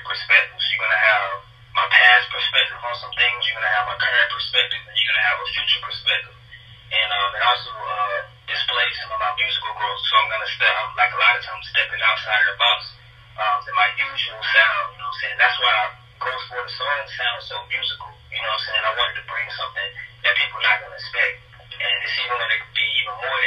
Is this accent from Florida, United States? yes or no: yes; Florida, United States; moved away as an adult; When I was still staying in Florida